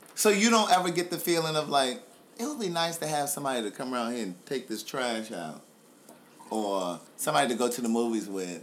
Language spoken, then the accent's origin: English; Baltimore, Maryland, United States; moved away as an adult; now in Atlanta, United States; this is my hometown. This is where I grew up. I left here when I was 18, moved away for college.